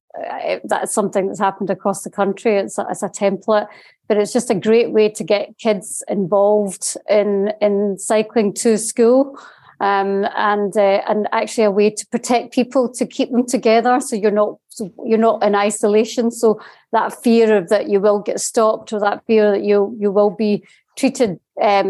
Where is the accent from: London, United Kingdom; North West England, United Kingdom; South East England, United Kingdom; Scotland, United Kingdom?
Scotland, United Kingdom; I'm from Scotland. I live in the borders in Scotland